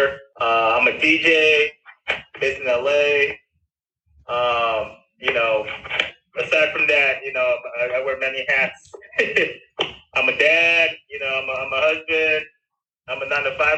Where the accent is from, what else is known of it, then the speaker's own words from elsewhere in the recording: Cerritos, California, United States; also born or lived in Torrance, California; I live in Torrance now, but I grew up in Cerritos, California.